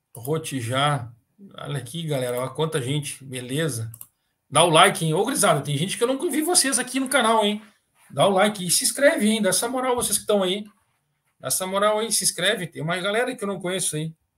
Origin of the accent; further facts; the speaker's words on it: Guaíba, Rio Grande do Sul, Brazil; also born or lived in Paraná; lá da minha terra, também também me criei em Guaíba